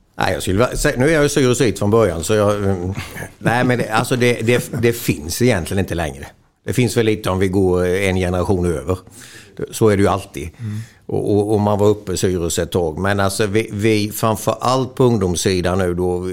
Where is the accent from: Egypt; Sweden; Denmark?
Sweden; Småland; vi är ju smålänningar